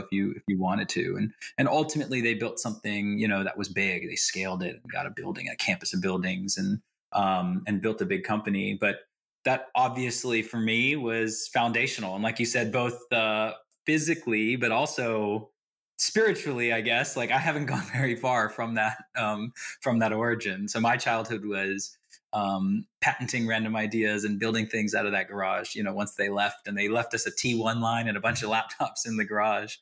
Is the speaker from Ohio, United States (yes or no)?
no; the Bay Area, California, United States; I grew up here in the Bay and I'm still here